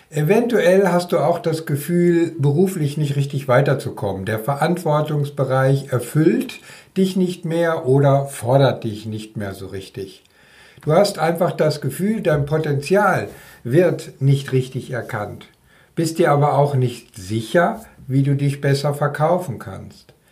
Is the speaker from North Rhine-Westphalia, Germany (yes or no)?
yes; North Rhine-Westphalia, Germany; wohne seit vielen Jahren im Land zwischen den Meeren. Ja, also in Schleswig-Holstein, auch wenn ich ein Kind des Ruhrgebiets bin.